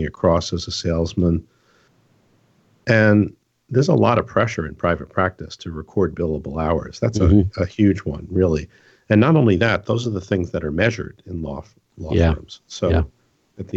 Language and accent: English; New York, United States; So I'm from New York